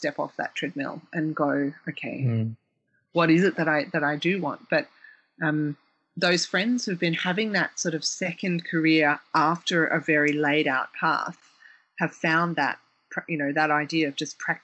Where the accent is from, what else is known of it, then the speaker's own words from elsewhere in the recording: Victoria, Australia; growing up in Australia